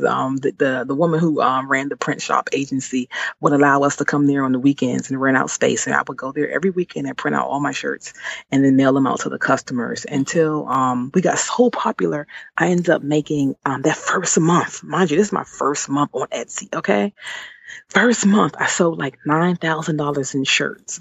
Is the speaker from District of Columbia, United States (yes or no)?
yes; Washington, District of Columbia, United States; moved away as an adult; now in Maryland, United States; I was born and raised in Washington D.C.